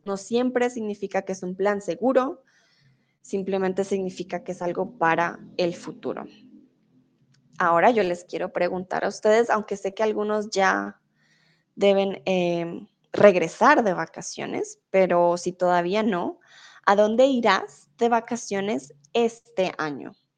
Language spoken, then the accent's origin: Spanish; Colombia; first language Spanish; yo soy colombiana, entonces siempre he hablado español